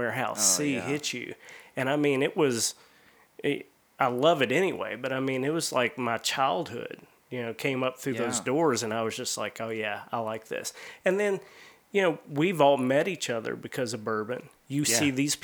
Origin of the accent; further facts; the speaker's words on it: Frankfort, Kentucky, United States; I grew up in Frankfort when Buffalo Trace was the Ancient Age Distillery